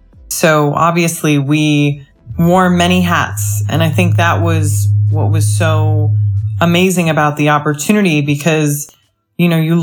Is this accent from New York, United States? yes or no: yes; New York City, New York, United States; I grew up in New York, and there's something about Manhattan that makes you that much more hungrier in life. New York has a lot to do with who I am as a person.